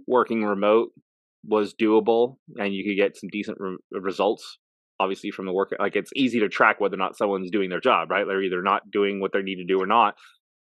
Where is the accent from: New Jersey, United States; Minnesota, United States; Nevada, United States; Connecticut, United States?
Nevada, United States; Las Vegas; moved away as an adult; also born or lived in Phoenix; now in Chillicothe, United States; I was born and raised in Vegas